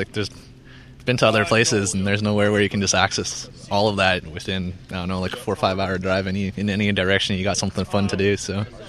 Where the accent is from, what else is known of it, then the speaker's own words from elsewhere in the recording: Vancouver, British Columbia, Canada; also born or lived in Richmond; I've been born and raised in Vancouver and then moved out to Richmond about 10 years ago. Yeah, so it's all right. It's a little flatter than Vancouver